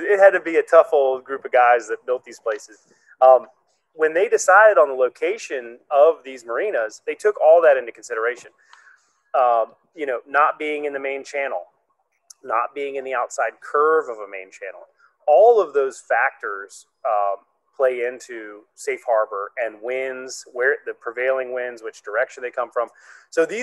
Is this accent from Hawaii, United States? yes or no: yes; Hawaii, United States; now in Richmond, United States; I'm from Hawaii originally.